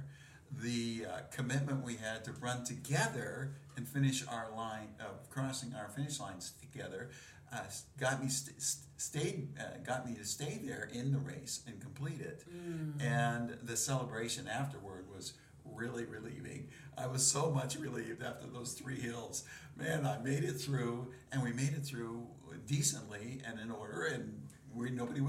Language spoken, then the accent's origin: English; Dayton, Ohio, United States; my hometown in Dayton, Ohio